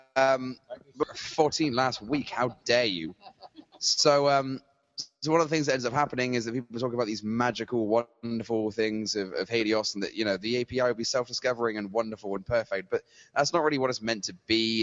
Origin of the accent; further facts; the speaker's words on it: Bristol, South West England, United Kingdom; moved away; that's how we sound in Bristol